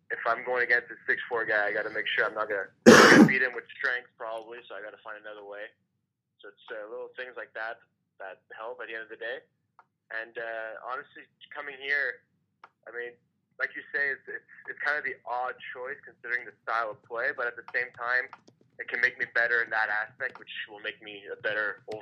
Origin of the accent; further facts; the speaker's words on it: Montreal, Quebec, Canada; moved away; I'm from Montreal, like pretty much like this, like right in Montreal.